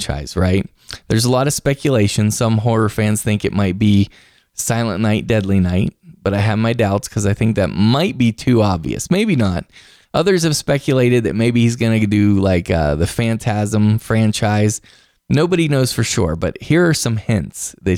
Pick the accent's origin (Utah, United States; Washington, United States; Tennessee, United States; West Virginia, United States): West Virginia, United States; I'm from West Virginia